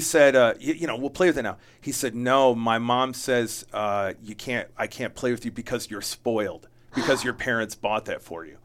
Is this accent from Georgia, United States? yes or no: no; Jamestown, New York, United States; I was born in upstate New York